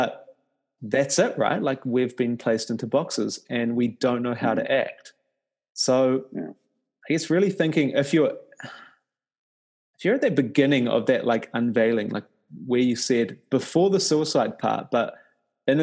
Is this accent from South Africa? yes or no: no; New Zealand; I come from New Zealand